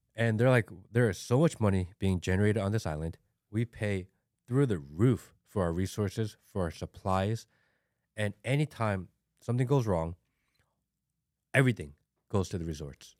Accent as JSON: {"language": "English", "region": "Hawaii", "country": "United States", "moved": "yes", "lives_now": "Georgia, United States", "said": "not like I live in Hawaii, but like I'm from Hawaii. My family's from Hawaii."}